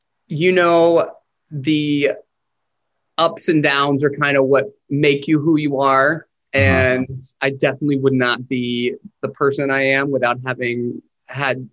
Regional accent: Chattanooga, Tennessee, United States; moved away as an adult; also born or lived in Nashville, Tennessee / New York; now in Los Angeles, United States; I grew up just right outside of Chattanooga in Georgetown. I spent my whole life there.

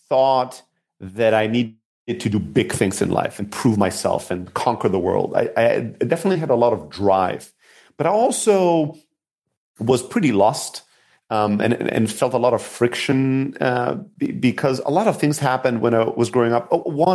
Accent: Germany; So, yeah, so I grew up in Germany, immigrant factory worker family.

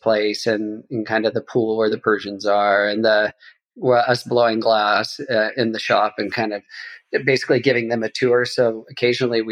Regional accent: Bakersfield, California, United States; I grew up in Bakersfield and San Joaquin

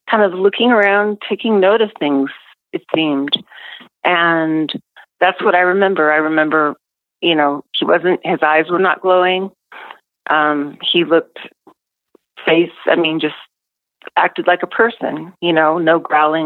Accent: Seattle, Washington, United States; I grew up in Seattle

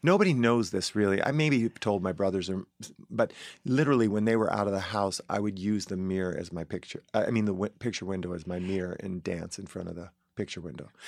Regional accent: Paw Paw, Michigan, United States; moved away; we grew up in the Misaraka subdivision, which was behind the winery

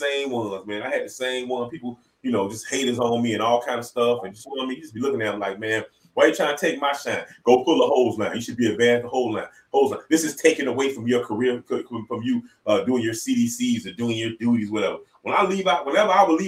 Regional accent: Florida, United States; I'm from Florida

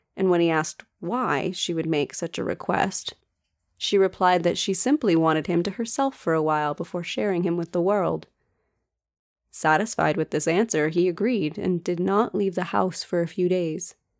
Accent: United States; accent: American; my painfully American accent

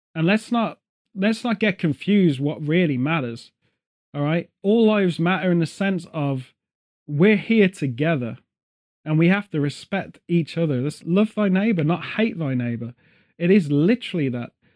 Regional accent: United Kingdom; as a British person

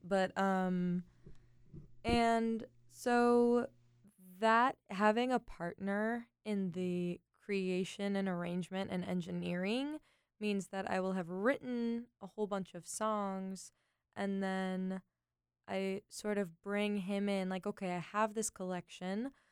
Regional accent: Los Angeles, California, United States; I grew up in the San Fernando Valley

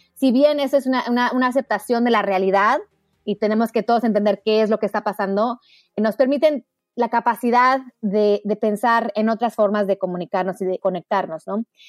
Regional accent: Mexico; moved away as an adult; now in United States; yo nací en México. Mi mamá es americana, mi papá mexicano. Y crecí en un hogar muy feminista

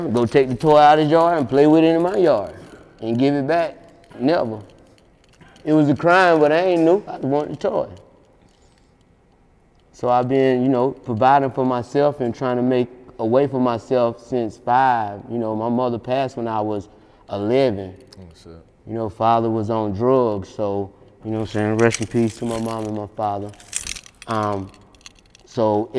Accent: Latta, by way of Sellers, South Carolina, United States; also born or lived in Columbia, South Carolina

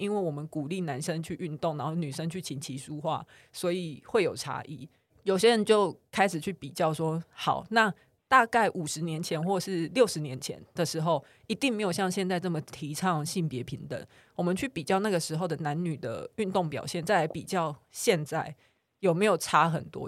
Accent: Taiwan; 但他突然有一天就是被我们台湾人打败了

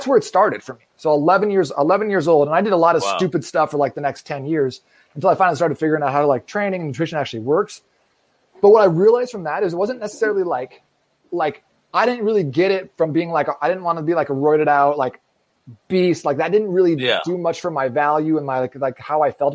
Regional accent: Phoenix, Arizona, United States; also born or lived in Seattle, Washington; I'm from Phoenix, Arizona, born and raised out here

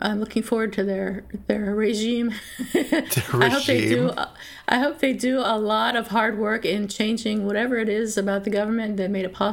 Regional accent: Pennsylvania, United States; I grew up in Pennsylvania in southeastern Pennsylvania near Philadelphia

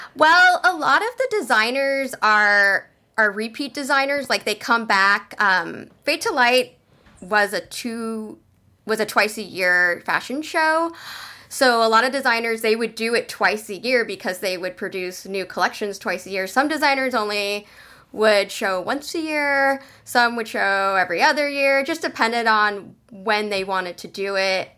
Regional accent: San Jose, California, United States; moved away as an adult; also born or lived in Portland, Oregon; I am originally from San Jose, California

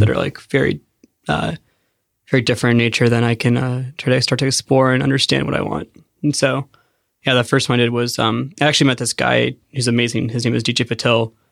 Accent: Penngrove, California, United States; I grew up in Sonoma County

